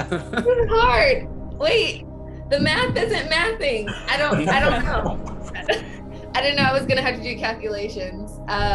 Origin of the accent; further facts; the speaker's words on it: California, United States; now in Georgia, United States; California costs too much money. That's the only reason I haven't gone back home. But it's home.